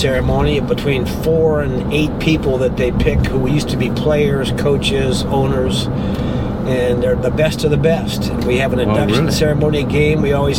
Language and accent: English; Canton, Ohio, United States; moved away; I'm from Canton, Ohio.